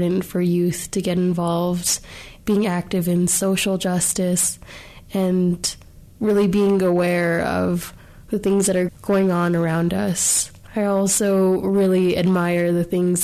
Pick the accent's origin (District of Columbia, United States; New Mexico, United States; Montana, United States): New Mexico, United States; I'm a native New Mexican